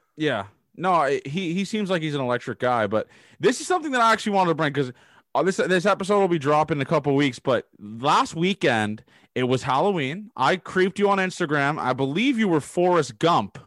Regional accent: Canada; I'm from Canada

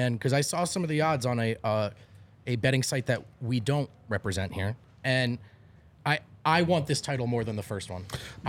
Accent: New Jersey, United States; I'm from New Jersey.

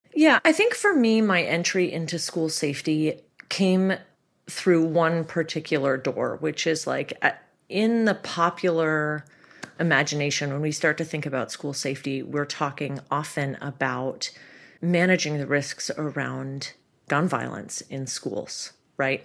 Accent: Toronto, Ontario, Canada; moved away as an adult; now in United States; I grew up in Toronto

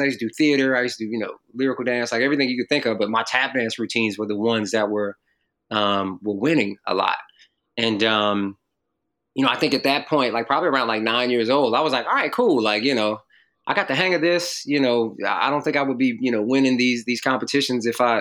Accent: North Carolina, United States; also born or lived in Jamaica, Queens, New York; I moved to North Carolina when I was 6 from Jamaica, Queens, New York

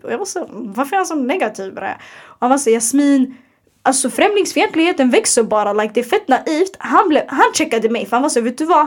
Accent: Sweden; vi är svenskar

